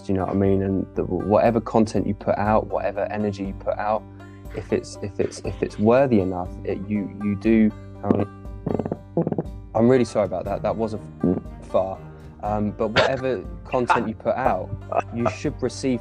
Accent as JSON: {"language": "English", "area": "West Sussex", "region": "South East England", "country": "United Kingdom", "moved": "yes", "lives_now": "Essex, United Kingdom", "said": "I'm from West Sussex"}